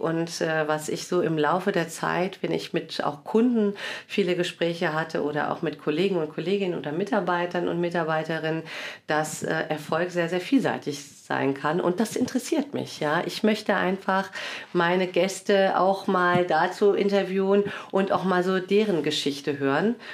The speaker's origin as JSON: {"language": "German", "town": "Cologne", "region": "North Rhine-Westphalia", "country": "Germany", "tie": "born or raised there", "moved": "as an adult", "lives_now": "Wiesbaden, Germany", "said": "Ich bin äh, in Köln geboren und aufgewachsen, bin Halbitalienerin"}